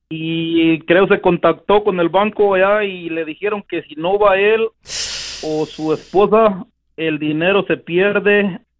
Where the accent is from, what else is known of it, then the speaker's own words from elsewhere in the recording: Guanajuato, Mexico; now in United States; de Guanajuato.